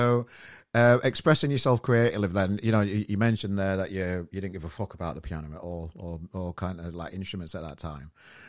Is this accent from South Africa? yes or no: no; England, United Kingdom; as an Englishman